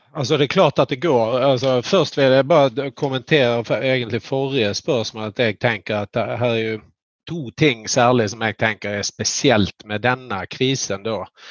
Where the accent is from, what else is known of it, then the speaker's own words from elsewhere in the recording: Skåne, Sweden; jag är flatlänning från Skåne.